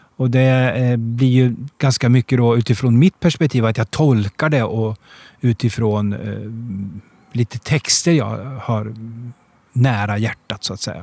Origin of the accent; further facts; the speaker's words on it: Degerfors, Örebro County, Sweden; moved away; also born or lived in Gothenburg; jag kommer ifrån Degerfors, där spelar alla fotboll